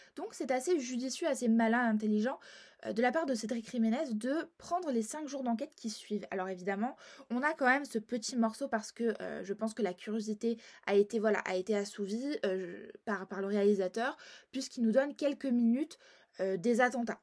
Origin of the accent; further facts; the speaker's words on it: Marseille, Provence-Alpes-Côte d'Azur, France; je suis marseillaise